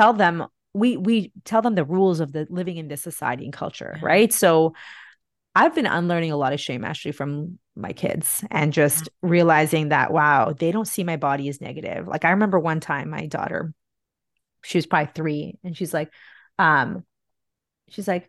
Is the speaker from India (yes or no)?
yes; India; also born or lived in Bahrain; now in Canada; back when I grew up in India in the 80s and 90s